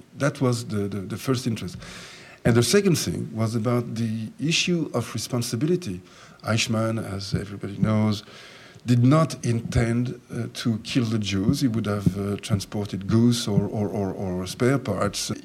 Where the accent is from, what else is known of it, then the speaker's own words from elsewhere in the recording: France; also born or lived in Jerusalem; I was born in Jerusalem, and I was brought up in France. When I came to France when I was 4 years of age.